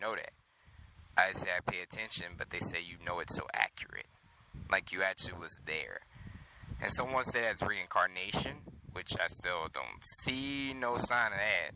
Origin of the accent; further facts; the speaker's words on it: Louisiana, United States; I'm from Louisiana